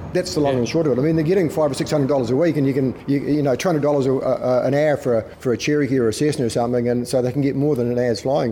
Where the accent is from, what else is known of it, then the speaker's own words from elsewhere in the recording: Clinton, Otago, New Zealand; accent: Scottish brogue; now in Australia; Clinton was where we were brought up on a farm there